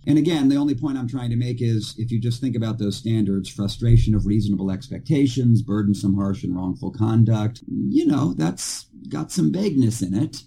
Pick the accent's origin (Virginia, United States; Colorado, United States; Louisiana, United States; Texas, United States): Texas, United States; my home state, which is Texas